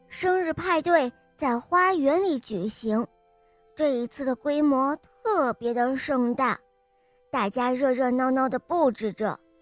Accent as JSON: {"language": "Chinese", "region": "Shanghai", "country": "China", "said": "今年我六岁了，我来自上海"}